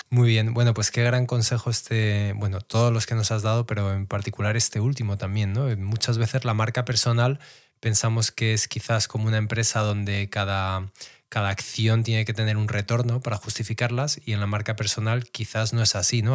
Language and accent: Spanish; Madrid, Community of Madrid, Spain; yo soy de Madrid